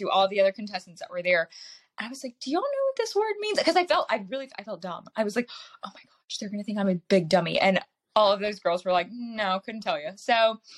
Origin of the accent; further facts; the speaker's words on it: South Carolina, United States; my home state of South Carolina